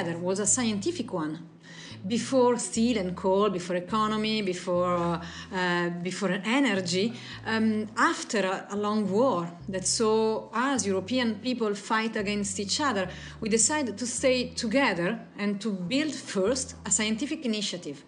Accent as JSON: {"language": "English", "country": "Italy", "said": "I am Italian."}